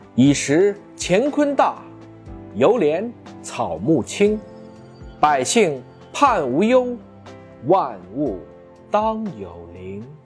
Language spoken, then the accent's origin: Chinese; China; 作为中国人